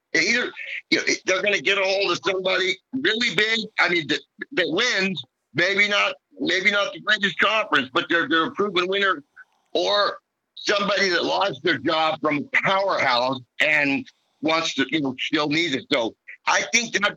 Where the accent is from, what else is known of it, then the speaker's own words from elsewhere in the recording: Reno, Nevada, United States; also born or lived in Nebraska; I grew up here in Reno.